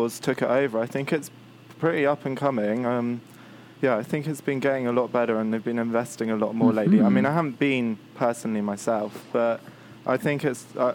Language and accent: English; Reading, South East England, United Kingdom; I'm from Reading in the UK, not too far out from London.